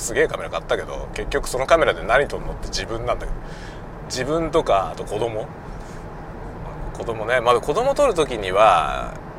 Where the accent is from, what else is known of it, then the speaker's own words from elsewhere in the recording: Yokohama, Kanagawa, Japan; moved away as an adult; also born or lived in Suginami, Tokyo; now in Hokkaido, Japan; 東京のね、杉並の病院で生まれて、その後、まあ、要衝はね、あの、神奈川県。神奈川県です、で、暮らしたんで。 まあ、横浜市のね、外れの方なんですけど、そういうとこで暮らしてた